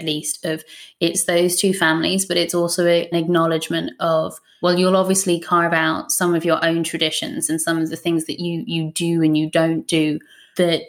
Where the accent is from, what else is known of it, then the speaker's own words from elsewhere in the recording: Ireland; now in United Kingdom; as an Irish woman